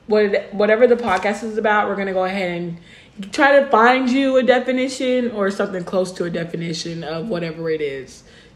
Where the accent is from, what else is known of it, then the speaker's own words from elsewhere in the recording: Los Angeles, California, United States; now in Texas, United States; I'm originally from Los Angeles, California. I moved here for school, but it really didn't work out.